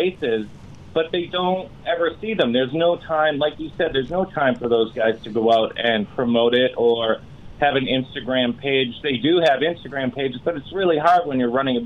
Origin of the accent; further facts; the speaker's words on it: Massachusetts, United States; moved away; also born or lived in Los Angeles; I grew up in Massachusetts